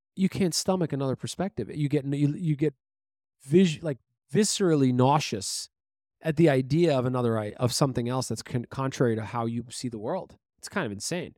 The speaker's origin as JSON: {"language": "English", "town": "New York City", "region": "New York", "country": "United States", "tie": "born or raised there", "said": "we grew up in Brooklyn, New York"}